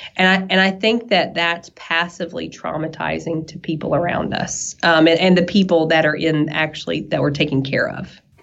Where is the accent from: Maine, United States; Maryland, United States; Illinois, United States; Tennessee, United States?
Tennessee, United States; East; accent: southern; you can tell from my accent probably that I'm a, a little southern um, to where we're from. I'm from East Tennessee